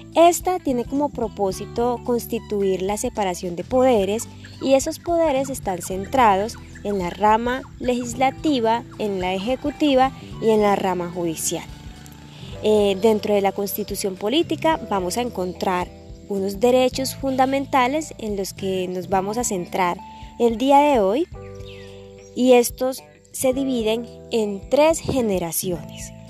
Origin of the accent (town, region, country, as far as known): Colombia